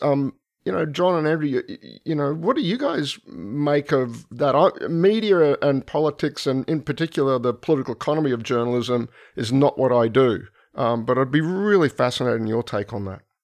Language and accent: English; Brisbane, Queensland, Australia; moved away; I'm from Brisbane originally